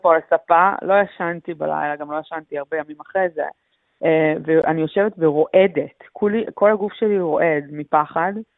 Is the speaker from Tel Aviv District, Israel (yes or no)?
no; Kfar Aza, Southern District, Israel; moved away as an adult; now in Melbourne, Australia; אני נולדתי בקיבוץ וגדלתי שם עד, אה, עד אחרי הצבא, שעזבתי לאוסטרליה